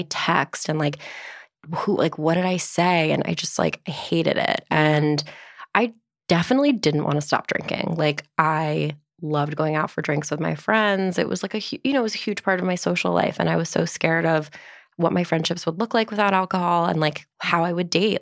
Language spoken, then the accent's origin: English; Livingston, New Jersey, United States; also born or lived in New York; now in Brooklyn, United States; Northern New Jersey, Livingston